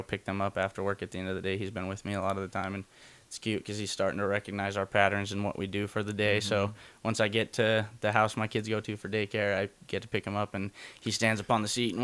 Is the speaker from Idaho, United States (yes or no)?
yes; Boise, Idaho, United States; I was born in Idaho Falls, but I was adopted just a couple days old as a baby, and been here in Boise ever since